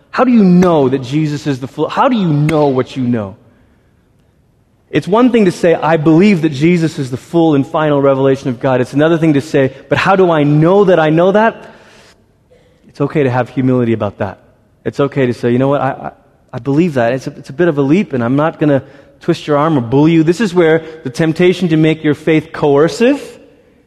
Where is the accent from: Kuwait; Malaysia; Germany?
Malaysia; I grew up in Malaysia